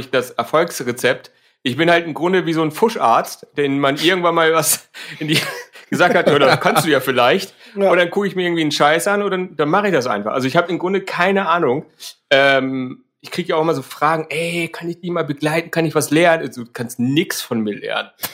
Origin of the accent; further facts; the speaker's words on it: Hamburg, Germany; komme aus Hamburg.